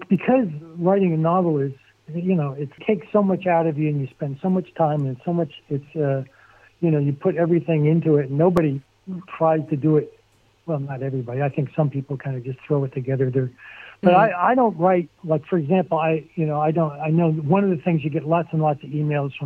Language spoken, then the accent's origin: English; Barnegat, New Jersey, United States; moved away; I grew up on, you know, in Barnegat, and it's a small town